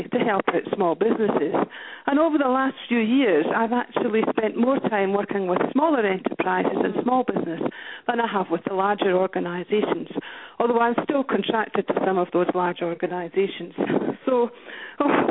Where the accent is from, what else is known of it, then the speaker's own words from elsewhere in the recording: Scotland, United Kingdom; moved away as an adult; now in Brisbane, Australia; Originally, I'm from Scotland. That's where I was born and raised and educated.